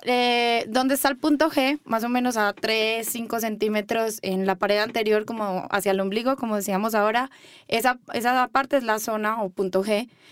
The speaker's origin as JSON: {"language": "Spanish", "town": "Medellín", "region": "Antioquia", "country": "Colombia", "tie": "born or raised there", "moved": "as an adult", "lives_now": "Mexico", "said": "Yo soy de Medellín, Colombia. Nací ahí y hace más o menos un año me vine a vivir acá a estudiar sexología."}